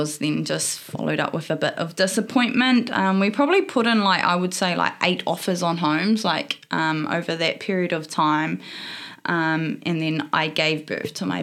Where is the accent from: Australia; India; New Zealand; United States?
New Zealand; Opotiki, Bay of Plenty; moved away as an adult; now in Hamilton, New Zealand; I'm born and bred in a small town on the east coast in the eastern Bay of Plenty called Opotiki